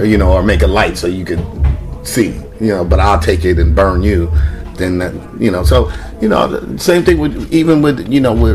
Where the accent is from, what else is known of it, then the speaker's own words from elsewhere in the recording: Los Angeles, California, United States; also born or lived in Carson, California; growing up in Watts and still being able to like live in Carson.